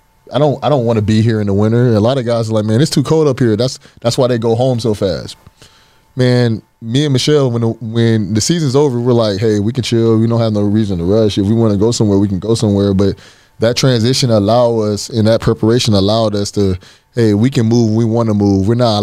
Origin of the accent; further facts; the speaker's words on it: Fort Lauderdale, Florida, United States; In January, I came from Fort Lauderdale, Florida. It was 75 degrees when I got there, I mean, when I left.